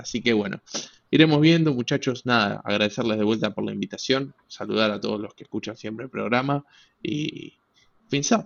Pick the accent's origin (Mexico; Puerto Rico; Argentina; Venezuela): Argentina; como argentino, como latino, como hispanohablante